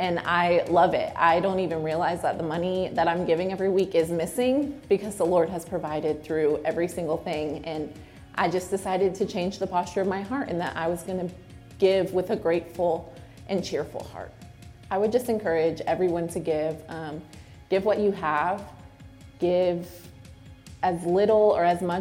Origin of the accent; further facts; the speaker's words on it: Lakeland, Florida, United States; now in South Carolina, United States; I attended a women's conference in my hometown in Lakeland, Florida